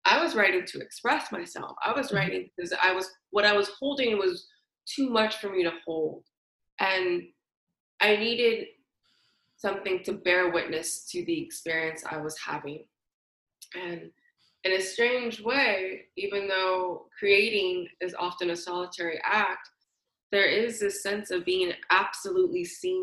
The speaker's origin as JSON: {"language": "English", "town": "San Francisco", "region": "California", "country": "United States", "tie": "born or raised there", "said": "I'm born and raised in San Francisco, California"}